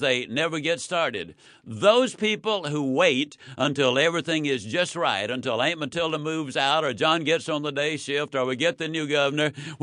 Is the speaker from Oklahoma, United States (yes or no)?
no; Yazoo City, Mississippi, United States; born or raised there